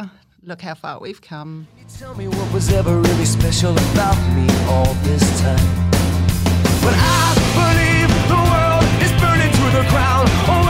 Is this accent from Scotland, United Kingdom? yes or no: no; Cornwall, South West England, United Kingdom; moved away as an adult; now in Australia; I grew up in Cornwall in England.